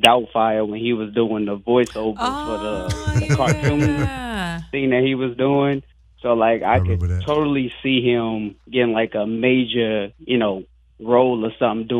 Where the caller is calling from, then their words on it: North Carolina, United States; I'm calling from North Carolina.